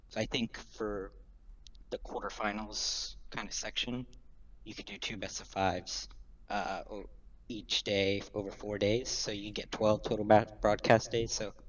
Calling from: Charlotte, North Carolina, United States; Calling from Charlotte, North Carolina.

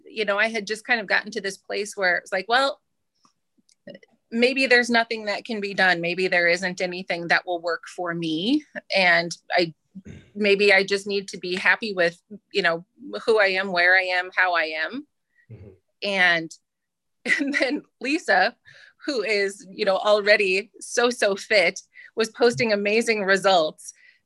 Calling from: Ames, Iowa, United States; I'm in Ames, Iowa.

